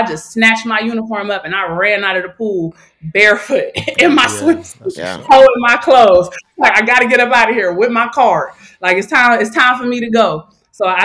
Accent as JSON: {"language": "English", "town": "Youngstown", "region": "Ohio", "country": "United States", "tie": "born or raised there", "also_born_or_lived": "Virginia", "moved": "as an adult", "lives_now": "Chicago, United States", "said": "I had lived in Youngstown my whole life"}